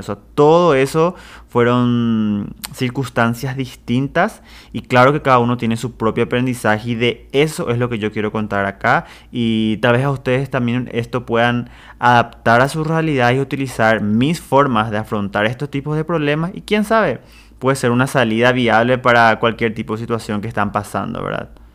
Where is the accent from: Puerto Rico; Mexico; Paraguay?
Paraguay; Presidente Franco, Alto Paraná; also born or lived in Ciudad del Este; yo soy de Ciudad del Este, en realidad de Presidente Franco, de Paraguay